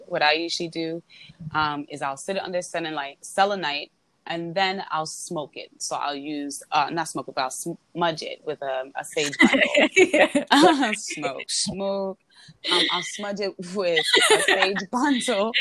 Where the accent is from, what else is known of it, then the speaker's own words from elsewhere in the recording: New York City, New York, United States; I am a New Yorker